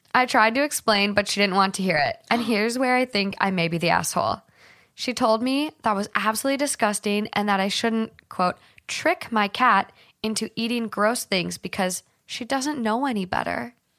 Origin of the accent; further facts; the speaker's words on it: Minnesota, United States; growing up in Minnesota